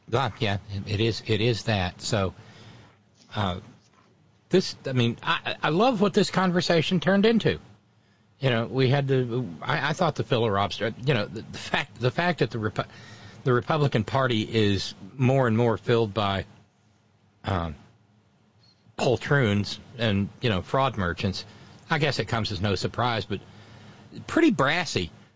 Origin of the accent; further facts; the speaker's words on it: Alabama, United States; a girl I grew up with in Alabama